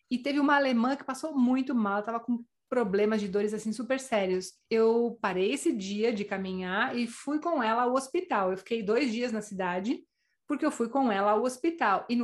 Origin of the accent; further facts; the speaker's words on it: Brazil; now in Spain; nós somos três brasileiras completamente diferentes, com físico completamente diferente, a gente é brasileira.